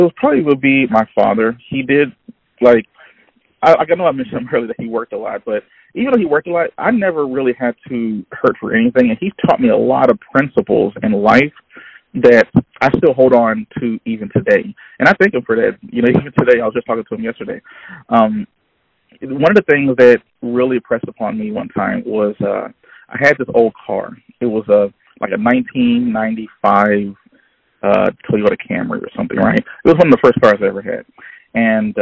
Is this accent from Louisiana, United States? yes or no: yes; Baton Rouge, Louisiana, United States; I'm from Baton Rouge, Louisiana